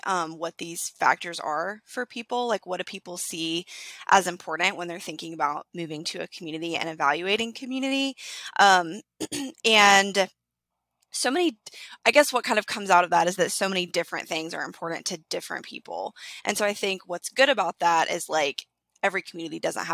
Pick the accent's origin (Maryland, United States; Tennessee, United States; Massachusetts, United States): Tennessee, United States; Chattanooga; I'm from Chattanooga